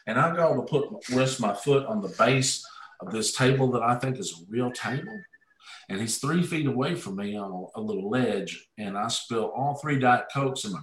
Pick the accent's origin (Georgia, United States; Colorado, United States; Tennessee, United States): Tennessee, United States; Mount Juliet; I'm from Mount Juliet.